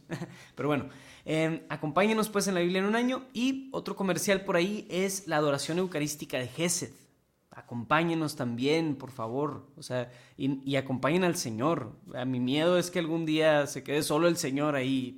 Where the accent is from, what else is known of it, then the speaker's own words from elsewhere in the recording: Mexico; aquí en varios de los que vemos este programa somos mexicanos.